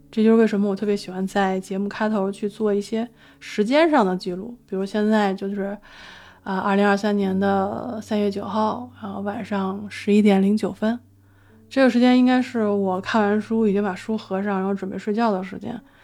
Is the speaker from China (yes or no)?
yes; China; 一个从小生长在中国的人